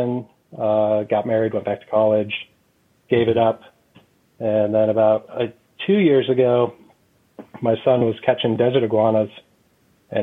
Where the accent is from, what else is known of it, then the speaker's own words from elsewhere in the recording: New York, United States; I grew up in New York